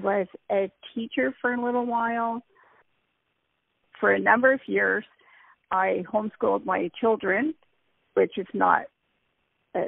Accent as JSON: {"language": "English", "town": "Cambridge", "region": "Ontario", "country": "Canada", "tie": "born or raised there", "also_born_or_lived": "South Korea", "moved": "as an adult", "said": "I was born and raised in Cambridge, Ontario, Canada, which is about an hour away from Toronto."}